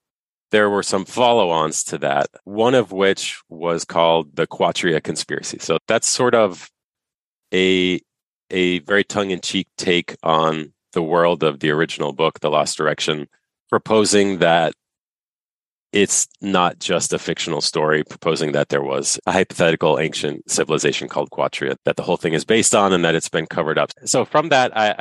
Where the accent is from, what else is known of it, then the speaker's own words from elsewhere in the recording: United States; moved away as an adult; now in Canada; I was born in the United States, but I've been up here now since 2011